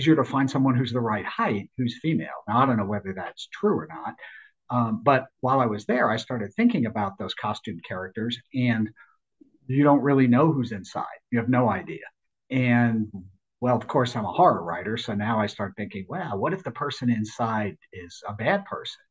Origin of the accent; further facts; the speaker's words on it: Smithtown, New York, United States; also born or lived in Stony Brook, New York; now in Florida, United States; I grew up in Smithtown and in Stony Brook.